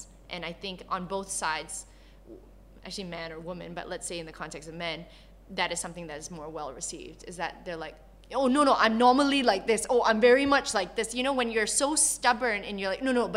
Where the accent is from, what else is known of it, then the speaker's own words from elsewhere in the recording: Canada; moved away as an adult; also born or lived in Malaysia; I was born in Malaysia. I grew up in Canada.